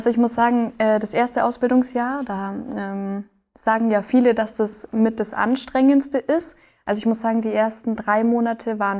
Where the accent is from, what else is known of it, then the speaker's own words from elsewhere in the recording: Bavaria, Germany; now in Ulm, Germany; also ich komme aus dem Allgäu und habe da eigentlich auch schon eineinhalb Jahre allein in meiner Wohnung gewohnt